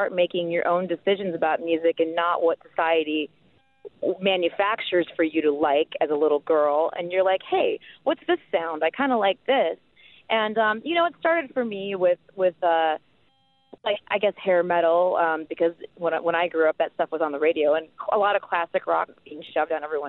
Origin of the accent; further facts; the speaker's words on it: Midwest, United States; being a kid growing up in the Midwest